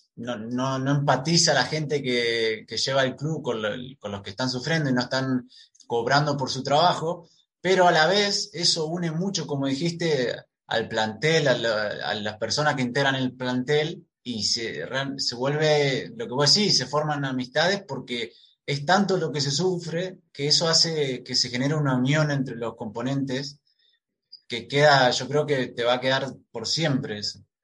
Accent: Argentina; somos acá dos argentinos

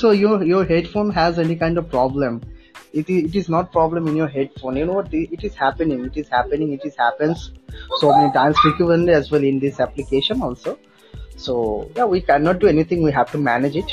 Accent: West Bengal, India; uh, i'm from west bengal and uh, yeah i'm a still student

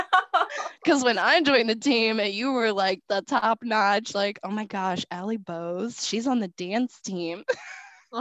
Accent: Indianapolis, Indiana, United States; I'm from Indianapolis

